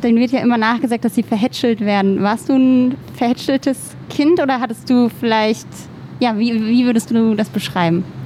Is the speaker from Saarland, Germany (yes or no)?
no; Stromberg, Rhineland-Palatinate, Germany; now in Berlin, Germany; aus Stromberg ganz genau, aber das ist in der Nähe von Bingen